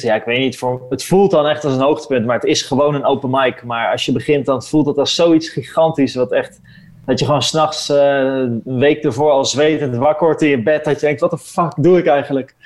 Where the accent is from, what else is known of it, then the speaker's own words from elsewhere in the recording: Netherlands; ik ben natuurlijk ben gewoon een Nederlander